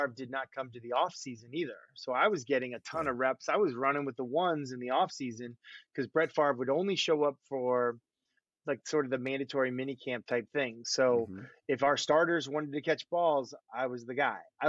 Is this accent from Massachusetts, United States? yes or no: yes; Boston, Massachusetts, United States; I'm from Boston.